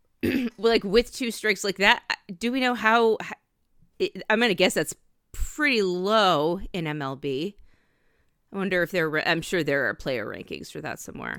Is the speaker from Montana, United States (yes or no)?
no; Bangor, Maine, United States; my hometown fair from when I was, uh, growing up in Maine, the Bangor State Fair